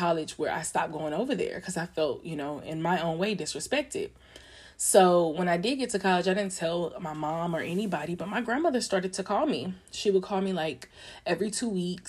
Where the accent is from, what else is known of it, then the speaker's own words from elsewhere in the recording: Longview, Texas, United States; I grew up in Longview